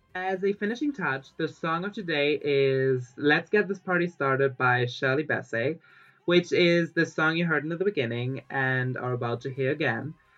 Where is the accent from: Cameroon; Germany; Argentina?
Germany; now in Barcelona, Spain; I was born in Germany